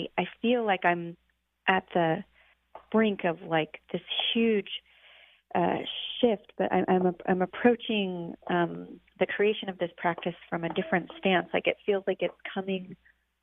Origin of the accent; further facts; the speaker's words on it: Boise, Idaho, United States; moved away as an adult; also born or lived in Washington; I'm from Boise, but we just moved back a year